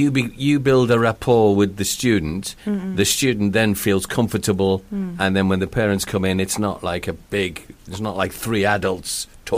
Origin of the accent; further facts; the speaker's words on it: England, United Kingdom; now in Wales; I ended up living in another country with my mum. It's only Wales. But, you know, we moved from England to Wales.